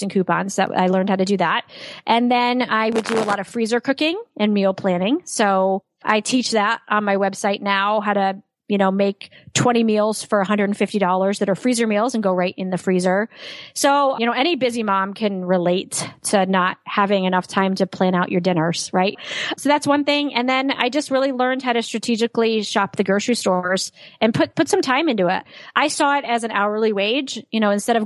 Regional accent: Saratoga Springs, New York, United States; I was raised in Saratoga Springs, New York, which is an upper middle class city.

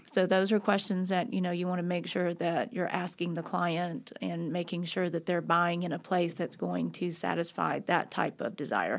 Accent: Nashville, Tennessee, United States; also born or lived in Los Angeles, California; I grew up here in Nashville, so I'm a Nashville native.

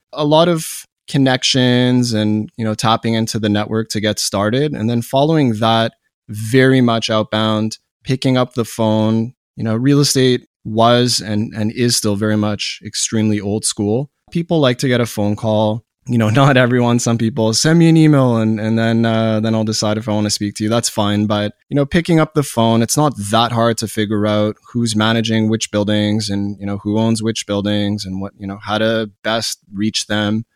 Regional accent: Montreal, Quebec, Canada; born and raised in Montreal, Canada

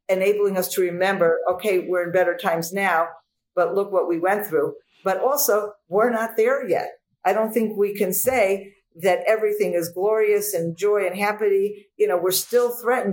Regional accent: United States; growing up in the United States of America

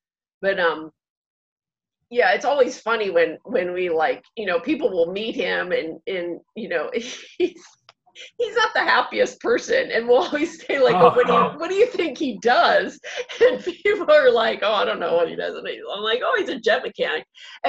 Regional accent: Dormont, Pennsylvania, United States; the one that I grew up in Dormont.

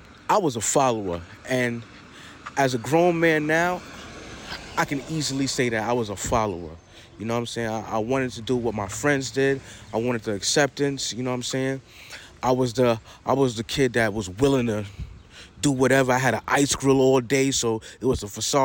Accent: New York City, New York, United States; I'm from Queens, New York, Queens Village, Backstreets to be exact

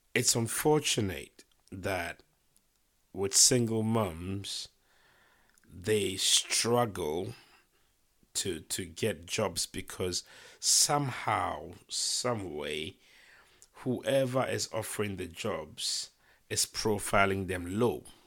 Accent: Ghana; moved away as an adult; now in United Kingdom; I was born in Ghana. I lived in Ghana until, um, my early twenties. I moved to the U K to study

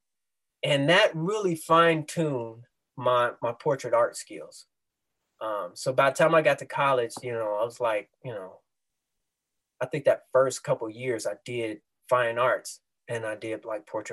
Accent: Dayton, Ohio, United States; moved away as an adult; also born or lived in San Antonio, Texas / Cincinnati, Ohio; now in St. Louis, United States; I'm originally from Dayton, Ohio, okay. Born and raised

